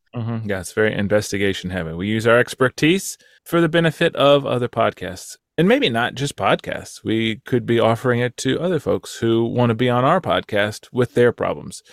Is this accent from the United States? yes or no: yes; Texas, United States; moved away; my home state of Texas